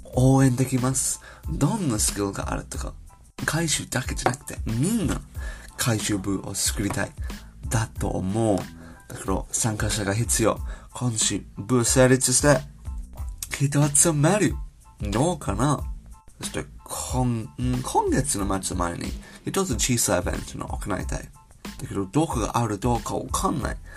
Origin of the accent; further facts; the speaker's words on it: United Kingdom; Japanese is a second language; moved away as an adult; now in Japan; 私は英国人のデータサイエンス、日本で働きながら